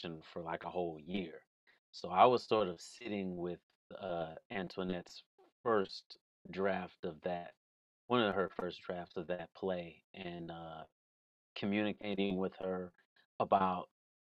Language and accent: English; Waukegan, Illinois, United States; Waukegan, Illinois, we didn't get to Chicago much.